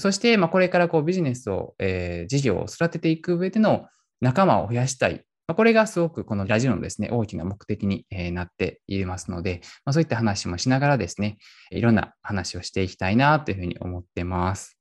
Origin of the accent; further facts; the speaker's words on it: Kyoto, Japan; also born or lived in Dubai; 僕生まれも育ちも京都なんで京都にいるんですけど